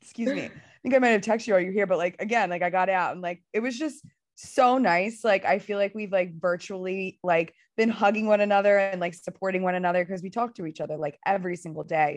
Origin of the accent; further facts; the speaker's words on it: Philadelphia, Pennsylvania, United States; I'm from Philadelphia